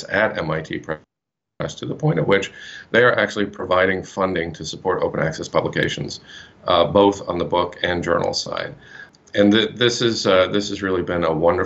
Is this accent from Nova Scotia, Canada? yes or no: yes; Nova Scotia, Canada; I'm actually from Nova Scotia